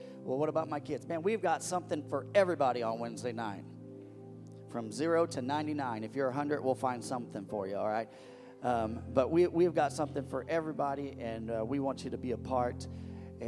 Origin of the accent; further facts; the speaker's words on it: Missouri, United States; also born or lived in West Coast; now in Indiana, United States; the place that grew my bones. That's where I was born, in Missouri. So I am a Midwesterner.